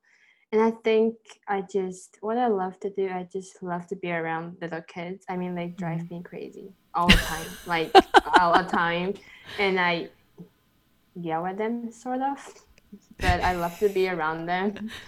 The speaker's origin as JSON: {"language": "English", "country": "Taiwan", "second_language": "English", "said": "I'm 18 this year and I'm from Taiwan."}